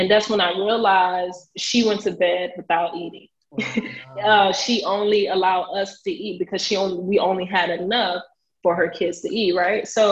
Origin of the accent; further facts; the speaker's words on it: United States; I am a first generation Haitian American, born and raised in Buck City Glades.